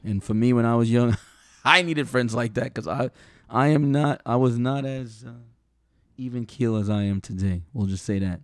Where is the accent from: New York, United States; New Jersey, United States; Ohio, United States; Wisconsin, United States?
New York, United States; I'm from New York, I'm from some bad areas